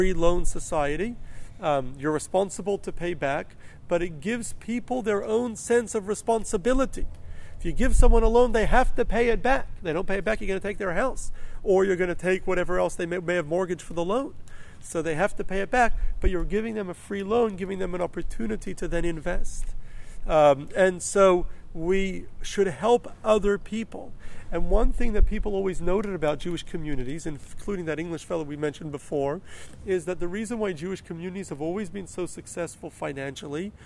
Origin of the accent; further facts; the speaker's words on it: Melbourne, Victoria, Australia; the community where I grew up in Melbourne